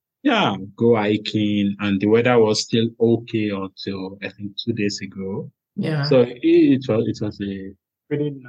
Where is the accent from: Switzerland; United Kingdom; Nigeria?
Nigeria; Ondo; moved away as an adult; now in Germany; I'm from Nigeria, and I'm from the southwestern part, Ondo State, to be specific